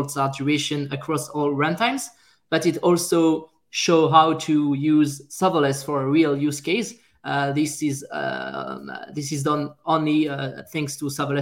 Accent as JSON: {"language": "English", "country": "France", "accent": "French", "second_language": "English", "moved": "yes", "lives_now": "Montreal, Canada", "said": "I'm a French guy, as you can hear by my French accent"}